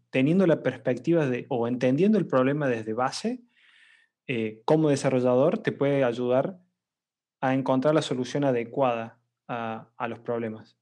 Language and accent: Spanish; Córdoba, Argentina; soy argentino eh, y bueno, estoy trabajando actualmente como Product Manager en una compañía llamada FreeNow. Em, no soy eh, de Buenos Aires, muchos argentinos son de Buenos Aires, no, yo soy de Córdoba